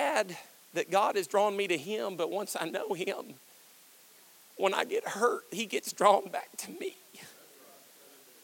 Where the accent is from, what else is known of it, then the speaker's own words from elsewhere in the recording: Kentucky, United States; I'm from Kentucky